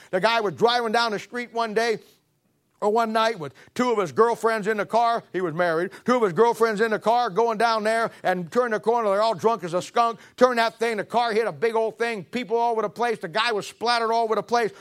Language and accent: English; Canton, Ohio, United States; I'm from Canton, Ohio.